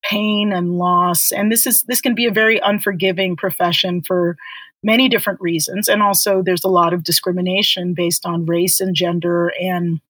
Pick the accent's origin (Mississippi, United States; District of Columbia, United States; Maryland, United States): Maryland, United States; Baltimore; eventually really growing up in Baltimore